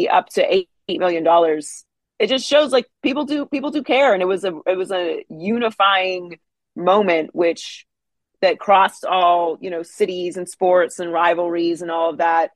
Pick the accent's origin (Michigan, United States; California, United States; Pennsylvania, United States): Pennsylvania, United States; Pittsburgh; I grew up in Pittsburgh